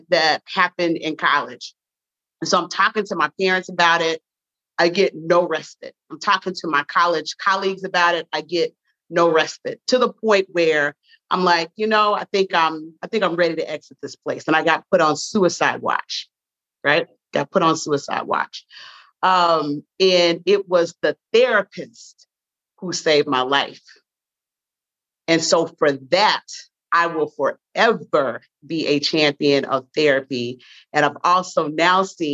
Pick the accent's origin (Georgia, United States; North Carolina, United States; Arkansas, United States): Arkansas, United States; Little Rock; moved away; also born or lived in Texas; I hail from Little Rock, Arkansas originally